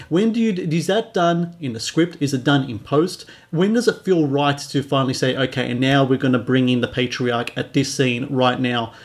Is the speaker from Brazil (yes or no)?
no; Australia; as a Aussie